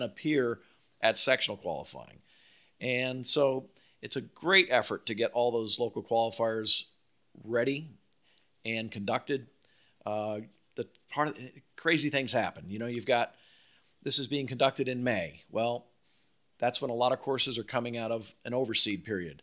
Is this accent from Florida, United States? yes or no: yes; Palm Beach, Florida, United States; growing up in Palm Beach, I mean, I played a lot of golf with Calcavecchia